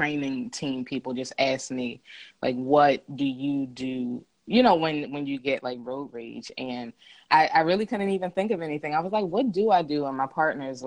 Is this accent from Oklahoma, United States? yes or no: no; Philadelphia, Pennsylvania, United States; I am from Philadelphia